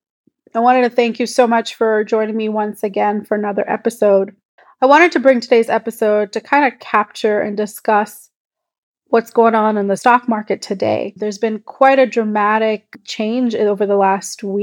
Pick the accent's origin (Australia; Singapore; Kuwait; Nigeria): Kuwait; I was born and brought up in Kuwait in the Middle East